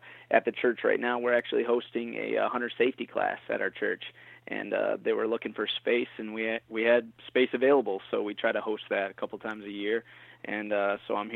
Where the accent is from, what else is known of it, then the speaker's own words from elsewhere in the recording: Michigan, United States; moved away as an adult; now in Long Island, United States; I was born and raised in Michigan, and I lived there until about 5 years ago